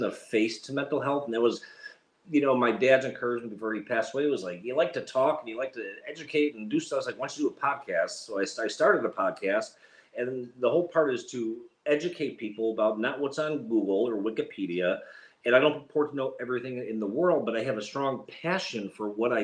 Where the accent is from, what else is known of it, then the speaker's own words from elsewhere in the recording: Chicago, Illinois, United States; now in Duxbury, United States; We live in Duxbury, Massachusetts, even though I'm originally from Chicago, and people make fun of my accent